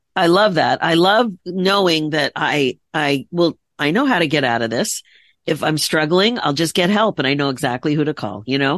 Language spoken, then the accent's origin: English; United States; also born or lived in Philadelphia area, Pennsylvania / Connecticut; I grew up in the Philadelphia area, the Connecticut area